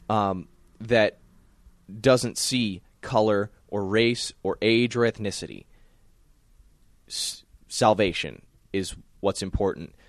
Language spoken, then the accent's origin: English; the South, United States; growing up in the South